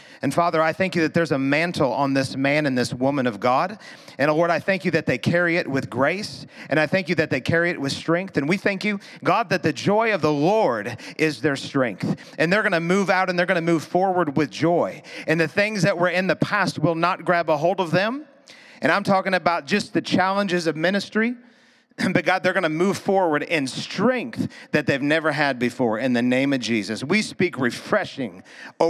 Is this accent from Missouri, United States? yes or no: yes; Missouri, United States; We're from Missouri